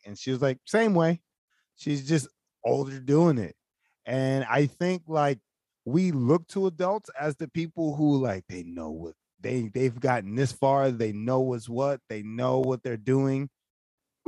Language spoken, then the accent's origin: English; Philadelphia, Pennsylvania, United States; Growing up in Philly